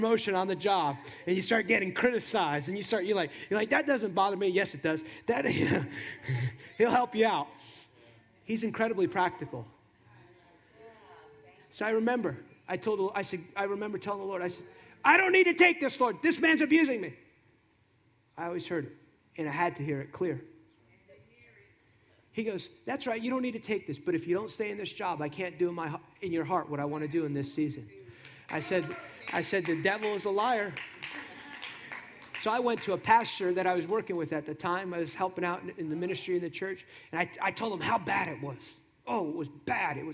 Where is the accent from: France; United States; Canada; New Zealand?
United States; New Jersey; I grew up in New Jersey, in a Hispanic home